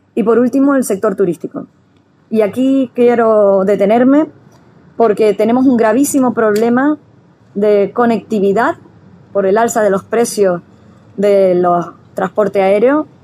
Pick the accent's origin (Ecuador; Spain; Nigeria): Spain; Tenerife, Canary Islands; los tinerfeños somos amables